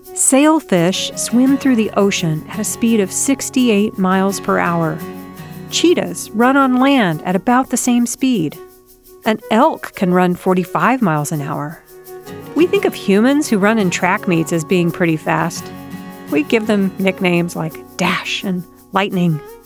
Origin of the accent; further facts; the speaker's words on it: Chicago, Illinois, United States; my hometown of Chicago